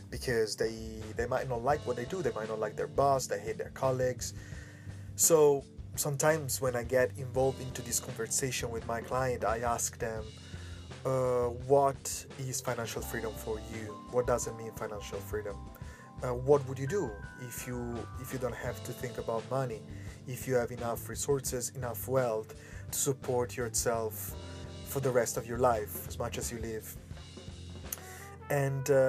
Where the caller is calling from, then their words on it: Hong Kong; English is a second language; This is … from … Voice Pod. I'm speaking from Hong Kong. Uh, today, I am inside Yimpoon uh, area in front of the sea